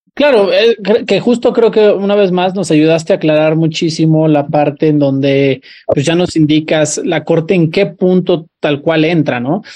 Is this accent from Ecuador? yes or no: no; Mexico; como sociedad mexicana